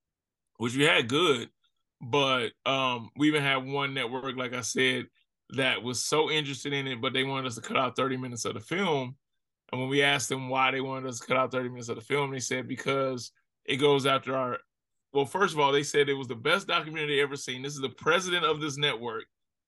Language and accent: English; Ferguson, Missouri, United States; also born or lived in Miami; growing up in Ferguson, growing up in America